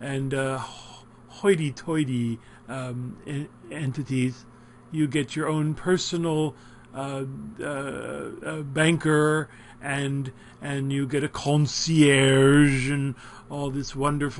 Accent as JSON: {"language": "English", "town": "Philadelphia", "region": "Pennsylvania", "country": "United States", "said": "I come from Philadelphia, South Philly, where it used to be all Italians"}